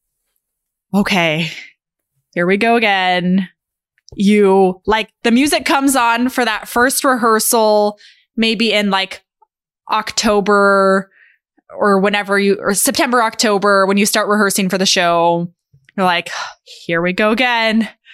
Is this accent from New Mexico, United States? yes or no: yes; Albuquerque, New Mexico, United States; growing up in Albuquerque